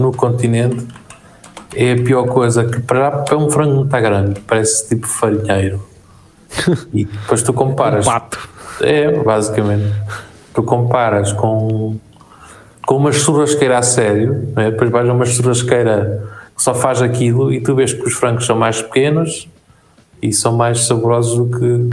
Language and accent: Portuguese; Portugal